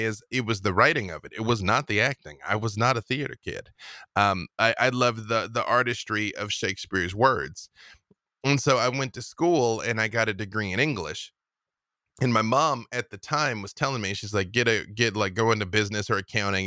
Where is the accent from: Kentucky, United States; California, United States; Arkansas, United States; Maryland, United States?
Arkansas, United States; I grew up with them in Arkansas